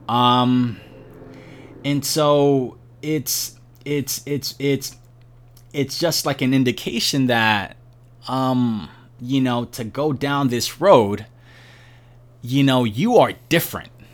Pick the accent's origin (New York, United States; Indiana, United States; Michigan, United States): New York, United States; New York City; born and raised in Brooklyn, New York